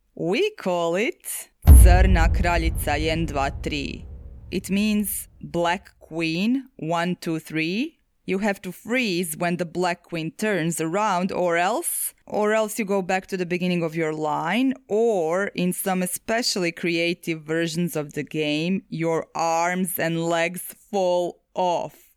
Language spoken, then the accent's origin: English; Zagreb, City of Zagreb, Croatia; Zagreb, my hometown